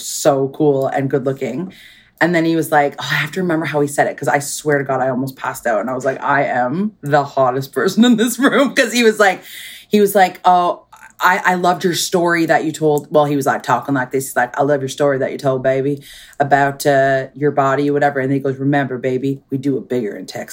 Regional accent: Canada

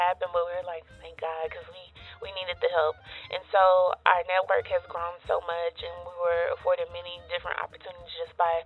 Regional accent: Waco, Texas, United States; I'm a Waco native. So I was born and raised in Waco

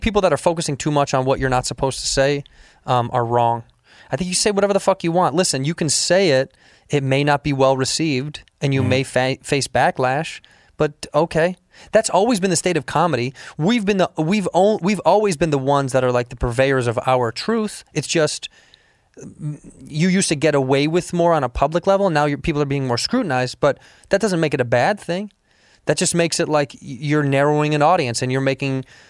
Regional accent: Chicago, Illinois, United States; moved away as an adult; now in Los Angeles, United States; I'm from Chicago, Illinois. I moved here in 2006 to start stand-up comedy.

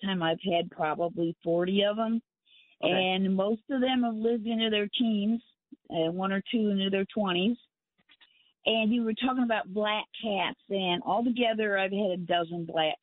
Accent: a suburb of Cleveland, Ohio, United States; moved away as an adult; also born or lived in north central Florida; now in Florida, United States; I'm from Ohio, a suburb of Cleveland.

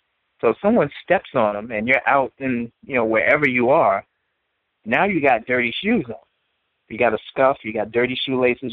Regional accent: New York City, New York, United States; being someone who is born and raised in Brooklyn and seeing how Brooklyn has changed

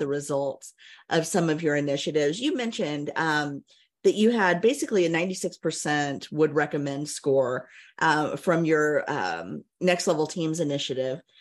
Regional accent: Indiana, United States; my home state of Indiana

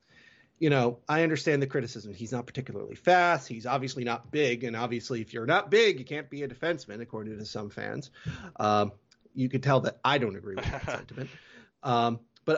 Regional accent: New Jersey, United States; We both live in New Jersey. We're not expats from New Jersey.

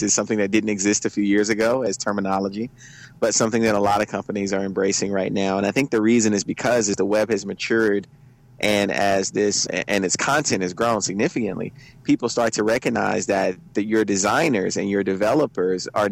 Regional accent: Port Gibson, Mississippi, United States; I am from the Crooked Letter. I am from a small town called Port Gibson, Mississippi

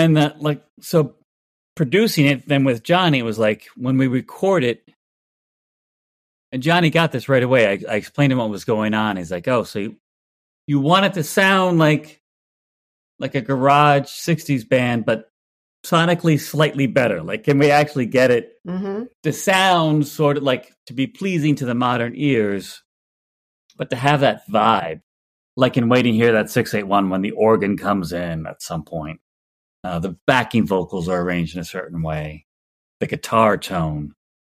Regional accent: New Jersey, United States; I'm from Jersey. So I'm like, if you were in the South, like, what would people have been listening to?

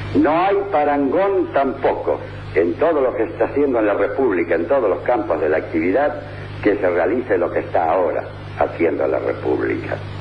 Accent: Argentina

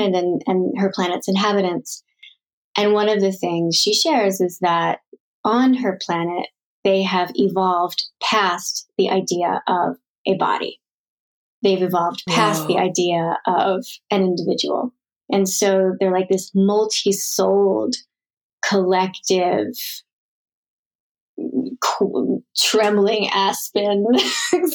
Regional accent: Philadelphia, Pennsylvania, United States; growing up in Philadelphia

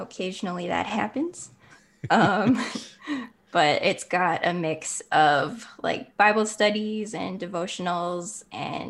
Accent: Canada; I am from Canada

